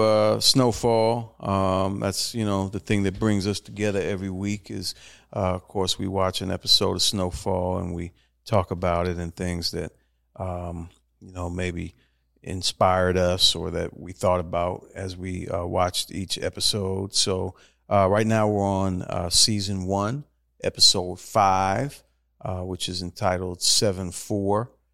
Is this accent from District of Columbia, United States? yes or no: yes; Washington, District of Columbia, United States; my hometown of Washington, D C